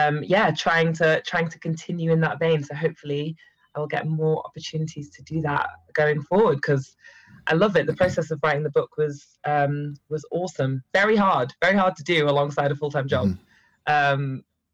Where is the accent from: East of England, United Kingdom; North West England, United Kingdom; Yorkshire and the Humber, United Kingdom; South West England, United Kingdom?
North West England, United Kingdom; Manchester; accent: northern; moved away as an adult; also born or lived in Cheshire; now in London, United Kingdom; I'm originally from Manchester, which is where this northern accent comes from, even though I've now been in London for 9 years